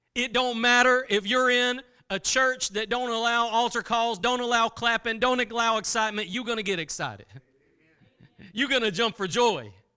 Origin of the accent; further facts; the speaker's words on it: Texas, United States; I'm from Texas